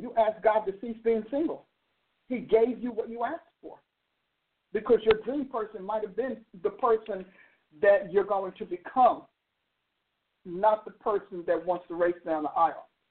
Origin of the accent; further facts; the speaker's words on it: New Jersey, United States; moved away; I'm from New Jersey